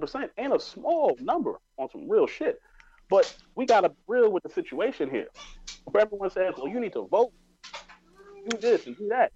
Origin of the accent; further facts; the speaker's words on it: New York, United States; I grew up in New York